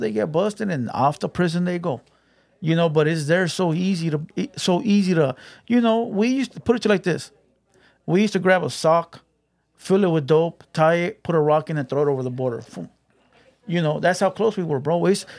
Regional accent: Los Angeles, California, United States; moved away; also born or lived in Calexico; I'm from Southeast LA.

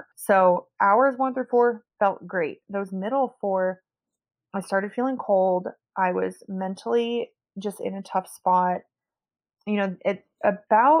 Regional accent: Meadow Vista, California, United States; also born or lived in French Polynesia / New Zealand; I was born in Meadow Vista, California. It's like on the way to Tahoe. And I guess we had a lake near our house.

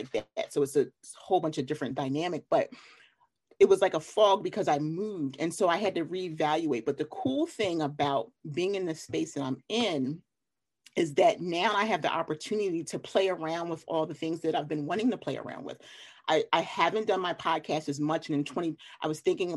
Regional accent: Philadelphia, Pennsylvania, United States; also born or lived in Delaware; now in North Carolina, United States; from Philly

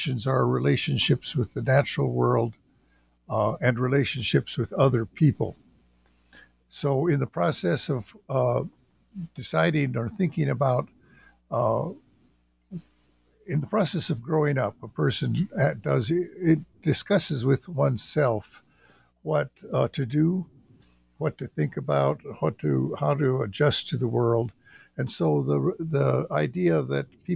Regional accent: western Montana, United States; moved away as an adult; My background is that I'm from the Salish and Kootenai tribes in western Montana, and I grew up in western Montana.

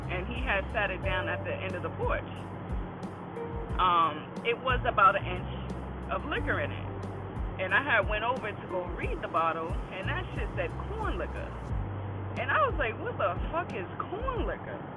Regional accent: Boston, Massachusetts, United States; I'm from Boston, you know. I'm from the B town.

